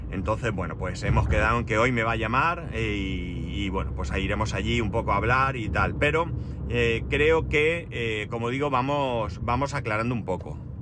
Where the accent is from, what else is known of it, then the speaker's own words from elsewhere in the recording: Alicante, Valencian Community, Spain; Pero, ¿pero dónde han nacido? Digo, en Alicante